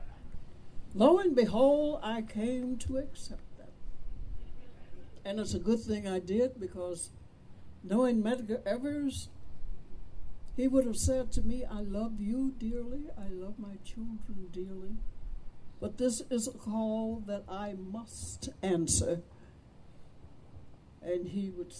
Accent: Vicksburg, Mississippi, United States; I was born in Vicksburg

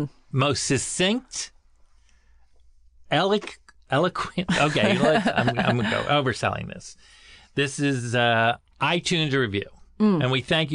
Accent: Plantation, Florida, United States; I grew up in Florida.

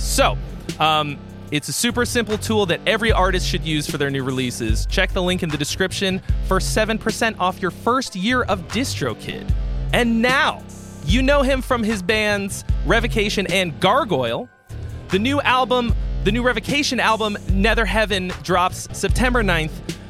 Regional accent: Boston area, Massachusetts, United States; we're both from the Boston area.

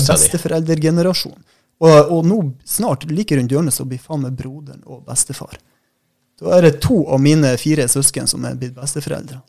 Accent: southern Troms, Norway; moved away; jeg sjøl er jo fra sør i Troms

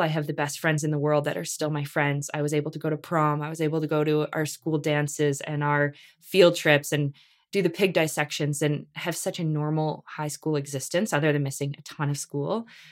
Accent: Canada; we're Canadian

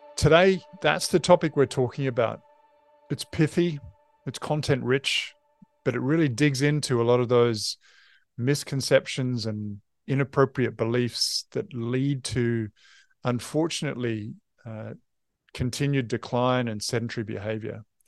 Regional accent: New Zealand

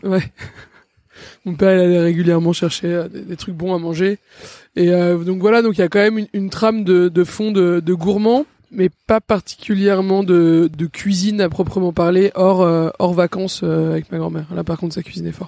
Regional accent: Paris, Île-de-France, France; J'ai grandi à Paris dans le 6

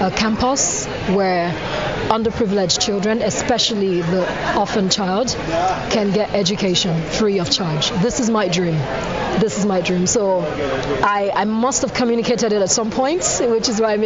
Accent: Austria; also born or lived in Nigeria; I come from Austria, so I identify as Austrian and as Nigerian.

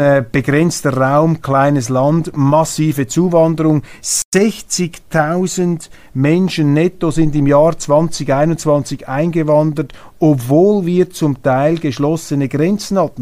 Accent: Switzerland; als Schweizer

